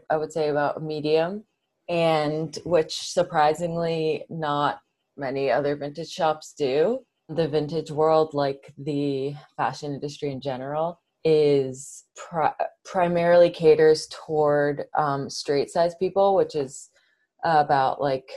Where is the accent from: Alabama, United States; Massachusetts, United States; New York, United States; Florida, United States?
Massachusetts, United States; Brookline; I grew up in Brookline, Massachusetts, which is a suburb right outside of Boston